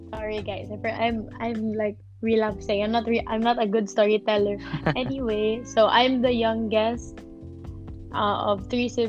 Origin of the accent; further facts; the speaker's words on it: Talisay, Central Visayas, Philippines; I'm from Cebu. I grew up here. Technically, I'm not from Cebu City. I'm from Cebu. I, I am from Cebu, but Cebu province. I'm from Talisay. which is the first district of the south of Cebu.